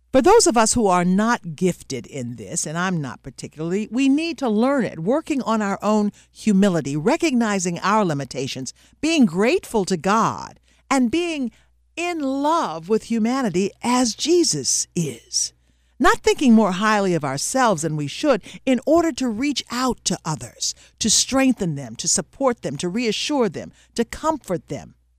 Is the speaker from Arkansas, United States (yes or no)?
yes; Little Rock, Arkansas, United States; moved away as an adult; also born or lived in Michigan; I missed my hometown of Little Rock